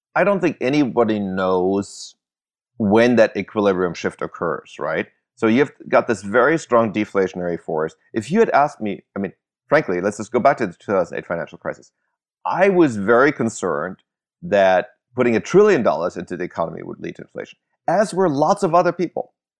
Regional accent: Germany; moved away; I grew up in Germany

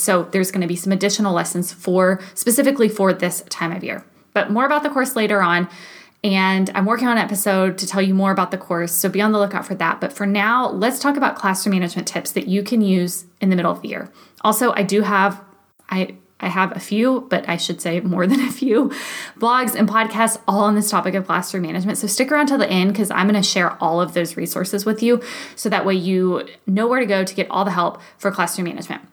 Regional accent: Texas, United States; moved away as an adult; I'm from Texas, so winters there typically look like a cool 57

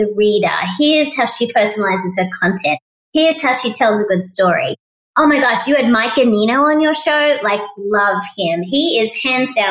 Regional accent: Australia; moved away as an adult; now in United States; I'm Australian, so we grow up recycling.

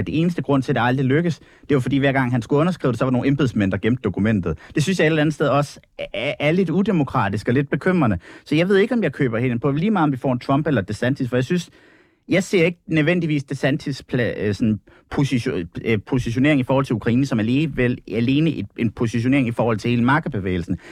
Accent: Denmark

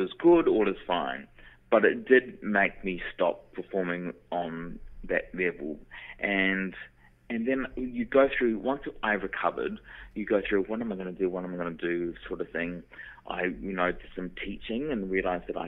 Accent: New Zealand; moved away; because I was from New Zealand and I had to leave little old New Zealand and move overseas to train because the training wasn't available in New Zealand

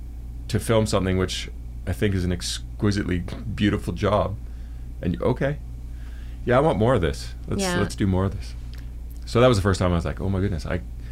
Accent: Canada; from Canada.

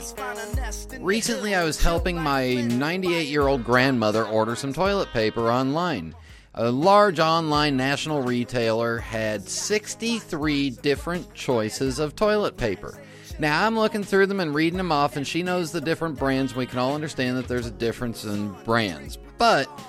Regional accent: Los Angeles, California, United States; also born or lived in San Francisco; I was born in San Francisco, but I grew up in Los Angeles

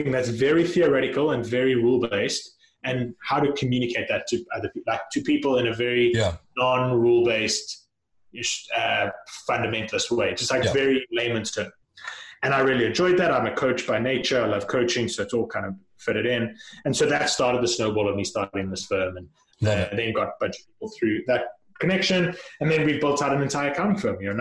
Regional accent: South Africa; moved away as an adult; I grew up in South Africa, and when I finished high school, went off to college, and college in South Africa is a little bit different

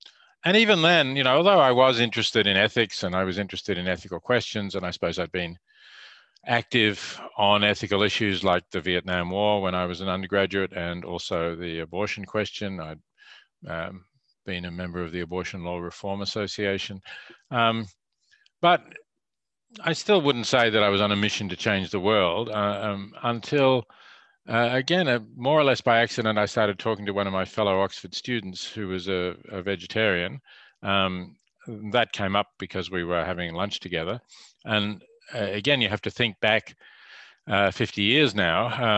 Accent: Melbourne, Victoria, Australia; I grew up in Melbourne

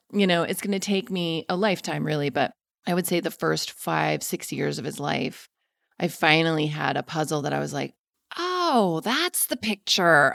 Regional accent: Denver, Colorado, United States; I'm from Denver

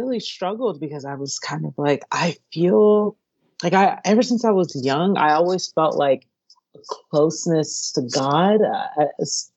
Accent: Stone Mountain, Georgia, United States; also born or lived in Long Beach, California; now in California, United States; I was born in California, Long Beach, California, but then my family moved to Atlanta, Georgia. Well, it's a town outside of Atlanta, Georgia. To start a church when I was a really little kid. And so I grew up as a homeschooled preacher's kid in Stone Mountain, Georgia.

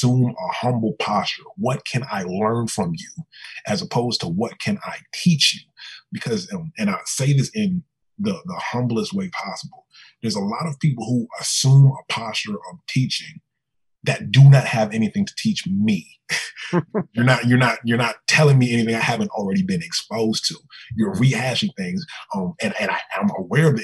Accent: Richmond, Virginia, United States; now in Miami, United States; I grew up in Richmond, Virginia, the former capital of the Confederacy

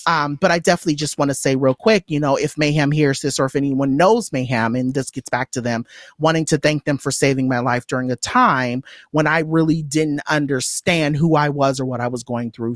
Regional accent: Inland Empire, California, United States; I am what I like to call an I E girl, so I grew up in the Inland Empire

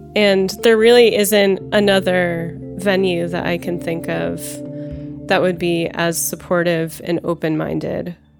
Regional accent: Los Angeles, California, United States; I'm from Los Angeles and I live in Los Angeles

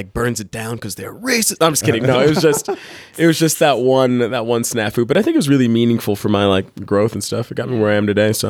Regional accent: Dallas, Texas, United States; moved away as an adult; now in Utah, United States; I grew up broke in Texas

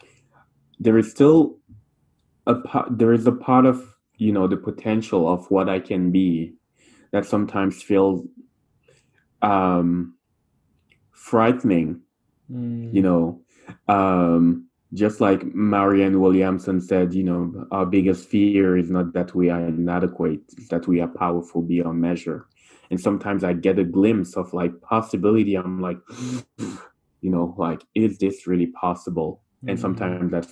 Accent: Cameroon; first language French; English is a second language; moved away as an adult; now in Montreal, Canada; I grew up in Cameroon, which is part of Central Africa, and I grew up there until I was 24.

